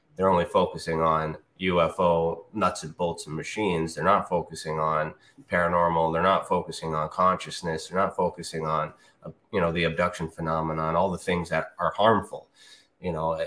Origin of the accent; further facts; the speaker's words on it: Canada; I'm Canadian